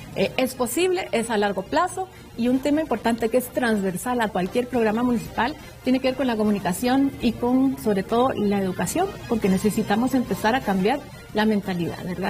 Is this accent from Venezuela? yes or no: no; Guatemala; todos somos guatemaltecos